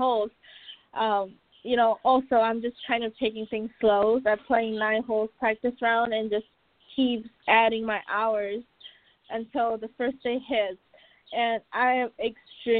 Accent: China; now in Orlando, United States; I'm from Asia, I want to go back home to China

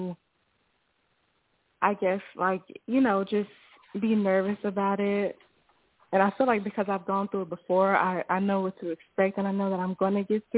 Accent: Memphis, Tennessee, United States; now in Dallas, United States; I'm calling from Dallas, from Memphis, but calling from Dallas

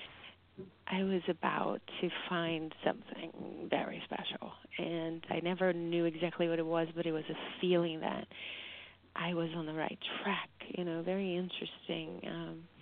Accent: Brazil; now in United States; I grew up in Brazil, and music plays all day long.

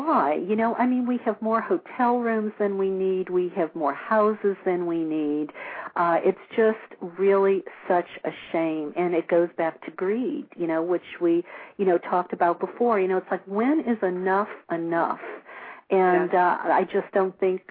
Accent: New Orleans, Louisiana, United States; now in California, United States; I grew up in New Orleans

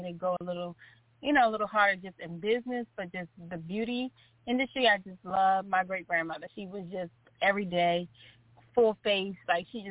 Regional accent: Baltimore, Maryland, United States; I grew up in Baltimore, Maryland

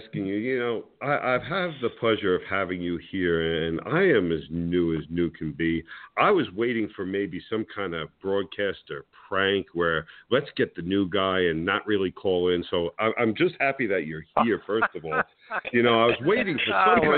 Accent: New Jersey, United States; I'm from New Jersey

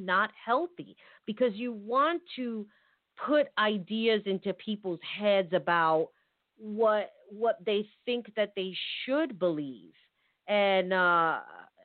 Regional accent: United States; I'm American. I was born here

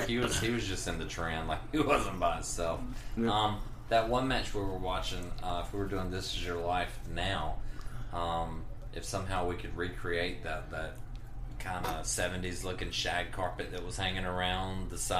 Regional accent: Dublin, Georgia, United States; moved away as an adult; Being born and raised in Lawrence County outside of Dublin for 19 and a half years

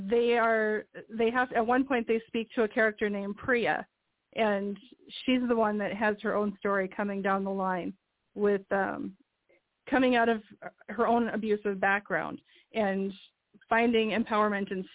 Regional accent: Grand Forks, North Dakota, United States; my hometown here in Grand Forks, North Dakota

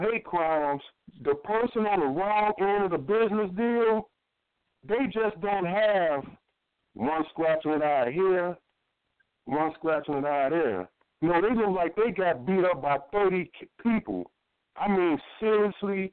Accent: Chicago, Illinois, United States; I'm born and raised in Chicago, from Chicago.

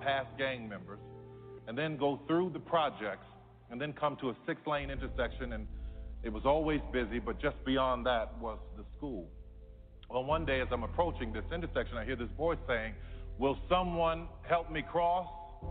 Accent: New Orleans, Louisiana, United States; I grew up in New Orleans. My mother worked as a daycare assistant at the Jewish Community Center.

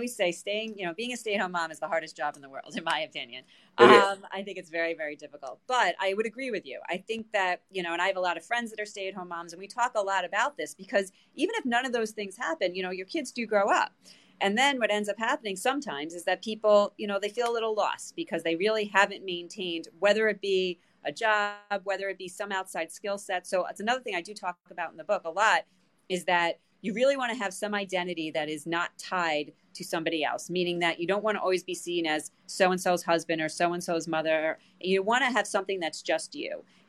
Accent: New York, United States; I am. I am from New York.

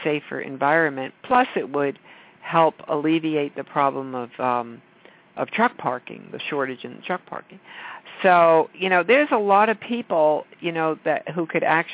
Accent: New York, United States; I'm a New Yorker

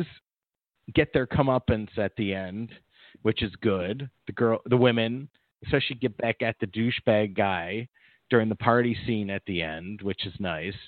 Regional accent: Midwest, United States; now in Los Angeles area, United States; Growing up in the Midwest

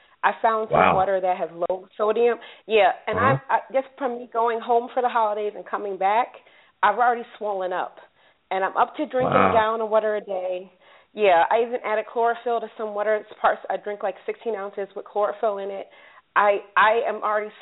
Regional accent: New Jersey, United States; moved away; I'm actually overseas, but I'm originally from New Jersey

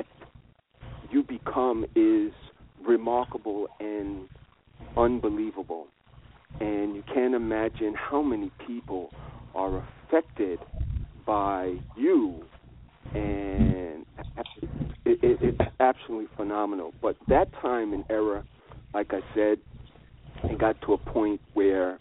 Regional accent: New York, United States; I am a New Yorker, and I was born in New York.

